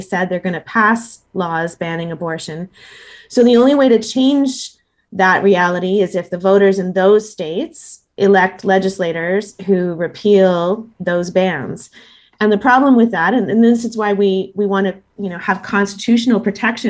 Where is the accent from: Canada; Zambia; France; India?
Canada